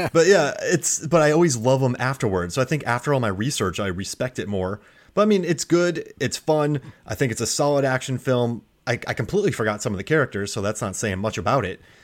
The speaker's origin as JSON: {"language": "English", "region": "Florida", "country": "United States", "also_born_or_lived": "Korea", "moved": "as an adult", "said": "I was from Florida."}